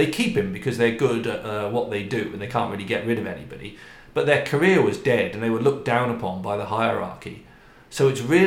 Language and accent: English; United Kingdom; moved away; we're British or because we're expats